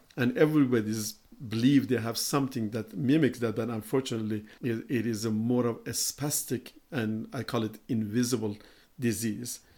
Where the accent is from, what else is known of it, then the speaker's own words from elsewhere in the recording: Iran; moved away; I'm from Iran